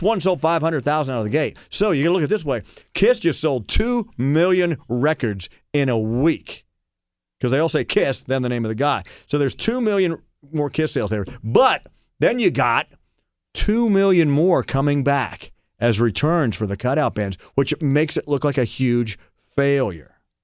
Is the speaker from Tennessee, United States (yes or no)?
no; Barnesville, Ohio, United States; I was brought up in Barnesville, Ohio